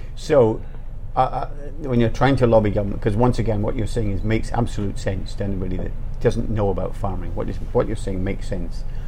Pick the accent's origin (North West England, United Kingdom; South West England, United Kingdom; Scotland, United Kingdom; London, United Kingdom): Scotland, United Kingdom; I'm from Scotland